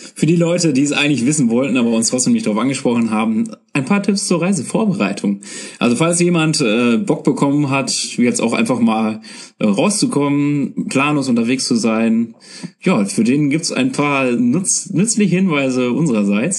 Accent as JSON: {"language": "German", "country": "Germany", "said": "als Deutscher"}